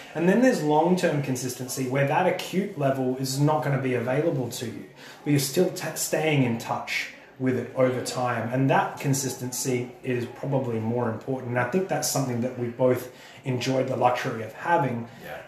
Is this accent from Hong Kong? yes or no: no; Australia; I'm Australian